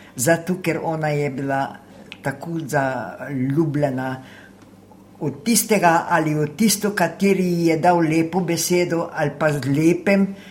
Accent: White Carniola, Slovenia; first language Slovene; moved away as an adult; also born or lived in France; now in Sydney, Australia; Jaz sem iz Belokrajne, iz Čeple, Taritrk, ob Kolpi.

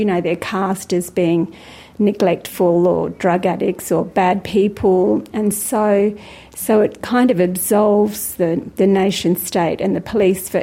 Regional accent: far northeast coast of Tasmania, Australia; I'm a Trawawoi from the far northeast coast of Lutruwita, Tasmania

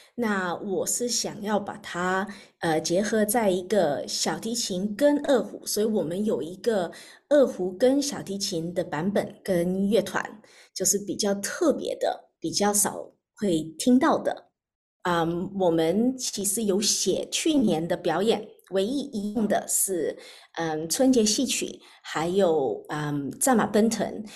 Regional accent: Australia; 我在澳洲长大的

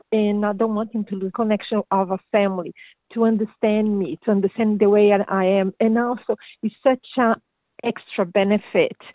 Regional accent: Brazil; first language Portuguese; English is a second language; now in Australia; My first language is Portuguese and I'm Brazilian born

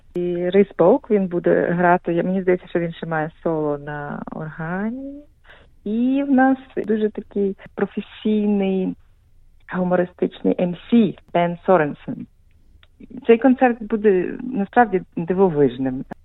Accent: Sevastopol, Ukraine; moved away as an adult; also born or lived in Lviv / Zurich; now in Melbourne, Australia; Я насправді народилася в Севастополі. Але я приїхала до Австралії вже 10 років тому

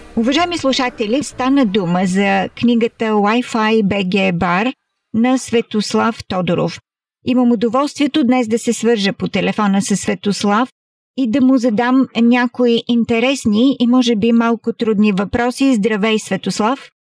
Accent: Bulgaria; now in Australia; сме българи

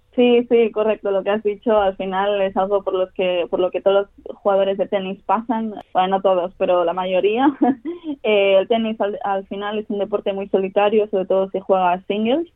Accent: Barcelona, Catalonia, Spain; moved away as an adult; now in Australia; empecé a, jugar a tenis de pequeñita, tenía cuatro años, empecé en Barcelona

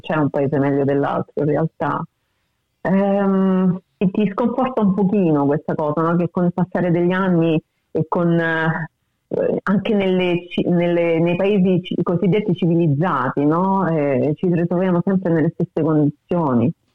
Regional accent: Rome, Lazio, Italy; moved away as an adult; now in Australia; soprattutto Roma, da dove vengo io

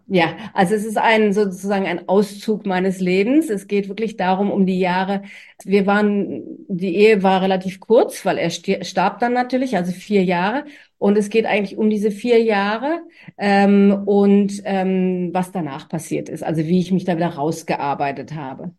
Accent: Germany; now in Australia; als Deutsche

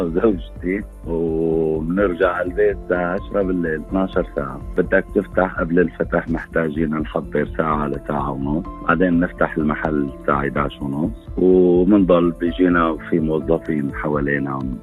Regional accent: Syria; moved away as an adult; also born or lived in Erbil, Iraq / Brisbane, Australia; now in Melbourne, Australia; كنت بسوريا بشتغل محامي

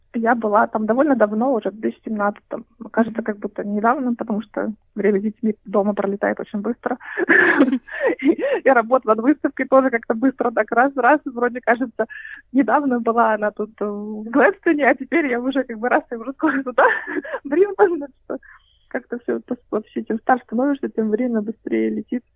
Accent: Kaliningrad, Kaliningrad Oblast, Russia; now in Australia; я из Калининграда я э, э, переехала в Австралию

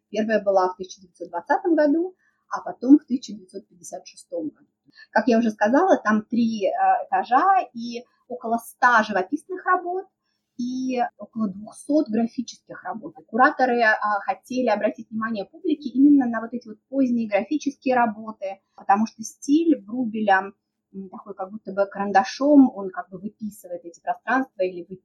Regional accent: Moscow, Russia; конечно, все москвичи, а я из Москвы, видят Врубеля в Третьяковской галерее.

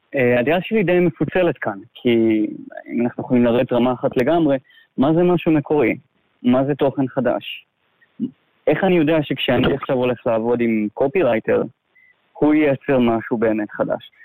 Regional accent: a small moshav in the south of Israel, Southern District, Israel; moved away as an adult; now in Laos; גדלתי בארץ, במושב קטן, בדרום

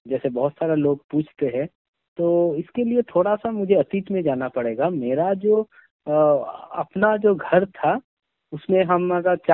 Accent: West Bengal, India; first language Bengali; Hindi is a second language; हम वेस्ट बंगाल से बिलोंग करते हैं और बंगाली मेरा मादर लैंग्वेज है तो इसीलिए मुझे हिंदी इतना बढ़िया तरीका से नहीं आता

